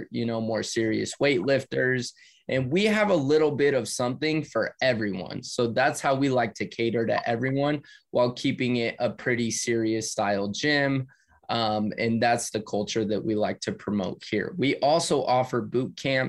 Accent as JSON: {"language": "English", "region": "California", "country": "United States", "said": "me and my brother were actually planning on moving because we're from California."}